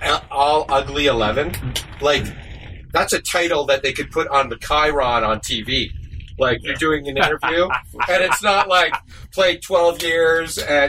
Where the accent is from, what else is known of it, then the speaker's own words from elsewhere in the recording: Canada; well, from Canada. And he's Métis and I'm dark. Well, I don't know what I am, but I'm half Asian something.